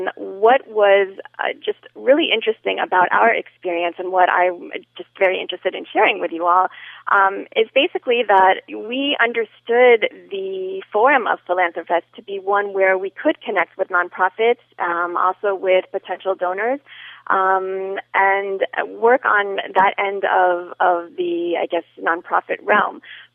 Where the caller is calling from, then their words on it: Miami, Florida, United States; I am calling from Miami